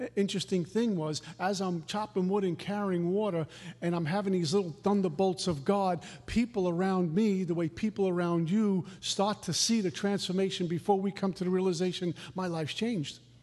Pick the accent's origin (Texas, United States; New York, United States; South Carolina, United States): New York, United States; New York City; also born or lived in Minnesota; I was a new kid, a punk from Brooklyn.